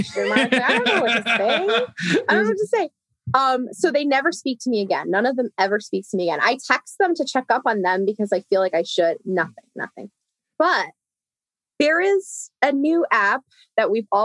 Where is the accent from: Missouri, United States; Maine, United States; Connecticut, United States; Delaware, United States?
Connecticut, United States; Bridgeport; I'm from Bridgeport.